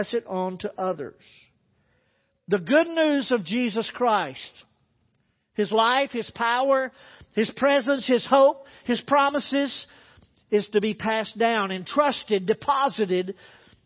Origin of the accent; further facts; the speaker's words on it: the Bible Belt, United States; Growing up in the Bible Belt